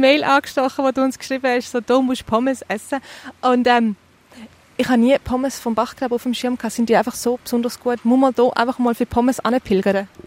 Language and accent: German; Eastern Switzerland, Switzerland; wir kommen ja beide aus der Ostschweiz